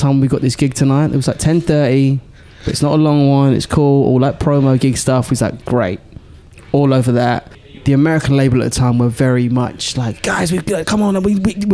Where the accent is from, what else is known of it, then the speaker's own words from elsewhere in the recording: England, United Kingdom; the accent was like, England. From England.